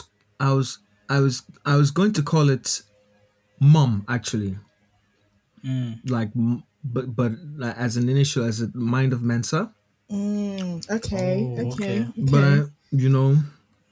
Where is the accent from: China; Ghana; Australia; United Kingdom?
Ghana; for me being a Ghanaian